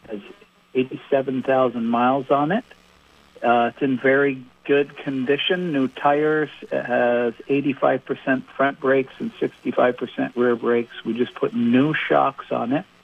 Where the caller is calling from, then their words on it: Colchester, Vermont, United States; I am calling from Colchester.